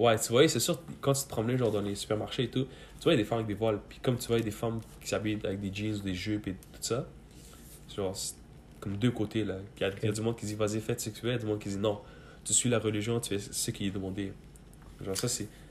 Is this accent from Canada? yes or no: yes; Quebec, Canada; born or raised there; also born or lived in Mazar-i-Sharif, Afghanistan / Pakistan